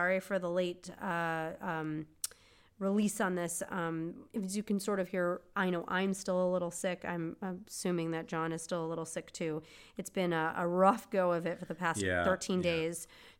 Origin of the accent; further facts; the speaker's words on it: Seattle, Washington, United States; favorite coffee is Starbucks because we're from Seattle.